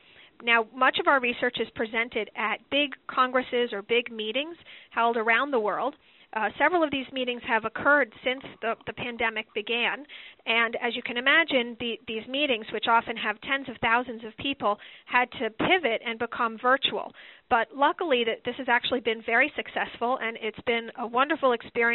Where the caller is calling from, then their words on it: Boston, Massachusetts, United States; I'm calling in from Dana-Farber Cancer Institute in Boston, Massachusetts.